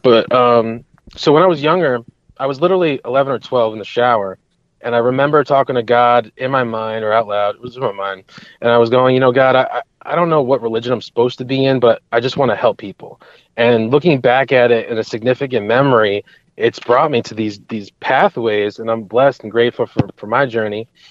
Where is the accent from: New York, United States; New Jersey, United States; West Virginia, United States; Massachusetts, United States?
New York, United States; Hudson Valley; I grew up in the Hudson Valley of, of the New York region. So I'm still I'm living here currently